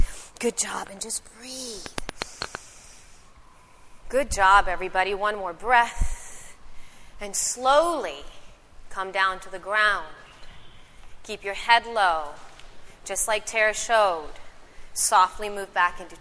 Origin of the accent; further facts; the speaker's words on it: El Salvador; I'm from El Salvador